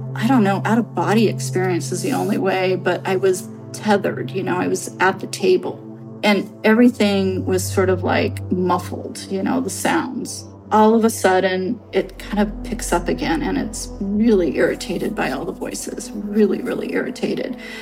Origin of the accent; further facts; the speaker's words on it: Santa Rosa, California, United States; I am some nobody from Main Street, Santa Rosa